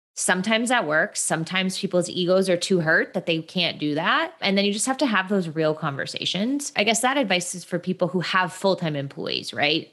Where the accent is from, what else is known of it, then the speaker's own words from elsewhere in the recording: Midwest, United States; moved away as an adult; now in Los Angeles, United States; I'm from the Midwest, which I think is a very important thing to share. I, I just, my Midwestern r, like, pride runs deep. And I moved to Los Angeles about eight years ago.